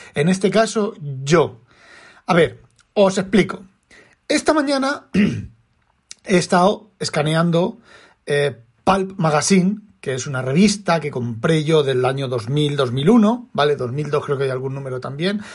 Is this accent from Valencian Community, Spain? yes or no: yes; Elda, Valencian Community, Spain; de Elda, de donde yo soy, donde yo nací